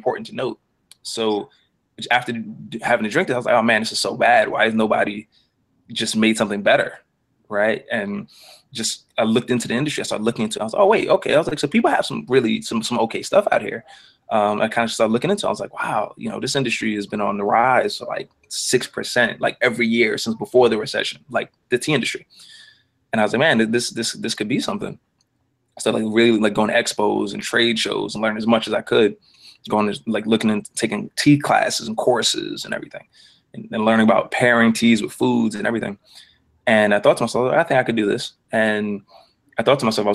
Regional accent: New York City, New York, United States; also born or lived in New Orleans, Louisiana; I am from Queens. Lived in New Orleans for a little bit. Lived in Queens most of my life, but lived in New Orleans for 4 years. For 4 years, from like the second grade to like the sixth grade

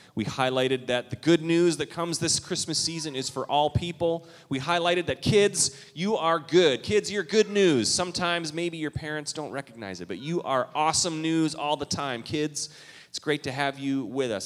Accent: Canada; now in Minnesota, United States; I'm from Canada

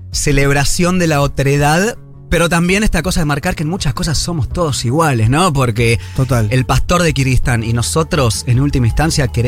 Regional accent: Buenos Aires, Argentina; Yo soy de Buenos Aires, pero... total.

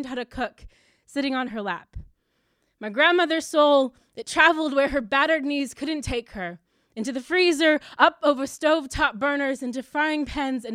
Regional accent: United States; I'm American

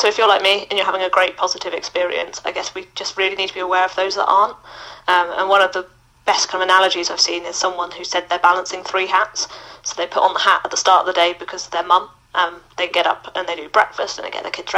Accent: Mauritius; moved away as an adult; also born or lived in Loughborough, United Kingdom; now in United Kingdom; I'm originally from Mauritius. I moved to the UK for university, where I went to Loughborough Uni.

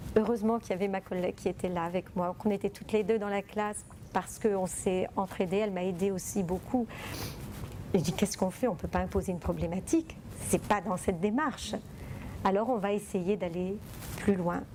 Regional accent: Italy; now in France; moi je viens d'Italie

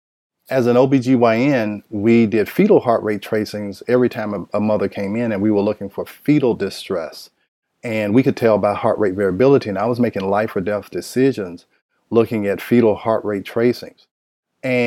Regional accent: Nashville, Tennessee, United States; moved away as an adult; now in Atlanta, United States; I am from Nashville, Tennessee

